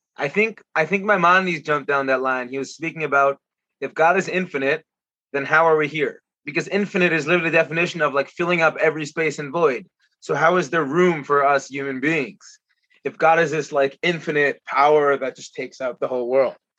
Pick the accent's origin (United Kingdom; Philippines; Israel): Israel; moved away; my hometown